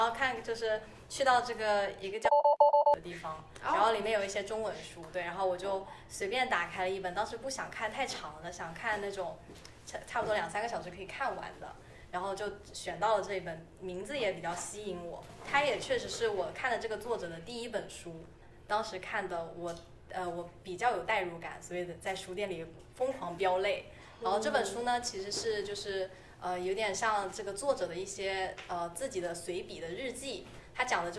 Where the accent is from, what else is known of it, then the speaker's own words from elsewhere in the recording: Shenzhen, Guangdong, China; now in Toronto, Canada; 我是深圳人，